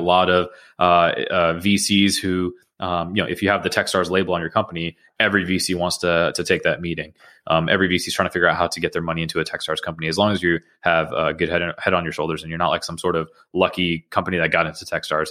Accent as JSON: {"language": "English", "region": "Georgia", "country": "United States", "tie": "born or raised there", "also_born_or_lived": "Queens, New York / Atlanta", "said": "My, uh, family moved to the suburbs of Georgia when I was, uh, eight years old"}